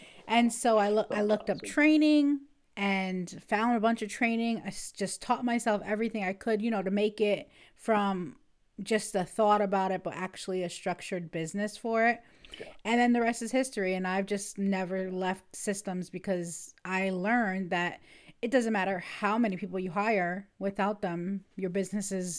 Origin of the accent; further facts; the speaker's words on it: New York, United States; now in Ohio, United States; I am from Ohio, originally from New York State